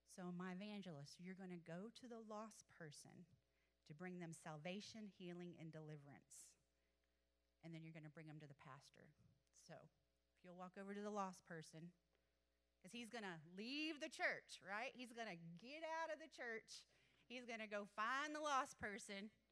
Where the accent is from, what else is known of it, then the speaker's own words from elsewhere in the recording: Athens, Texas, United States; I grew up in Athens, actually, and um, so this is my hometown